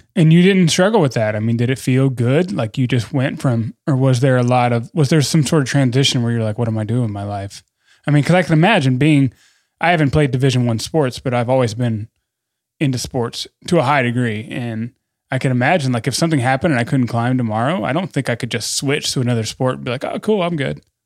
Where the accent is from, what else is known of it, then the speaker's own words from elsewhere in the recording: Western North Carolina, United States; now in Bozeman, United States; I'm from Western North Carolina.